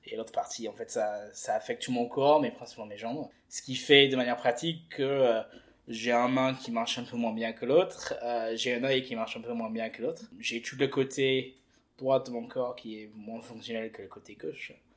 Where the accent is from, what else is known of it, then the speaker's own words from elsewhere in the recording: England, United Kingdom; moved away as an adult; now in France; j'ai fait toutes mes mes études et mon enfance en Angleterre je suis arrivé en France il y a quatre ans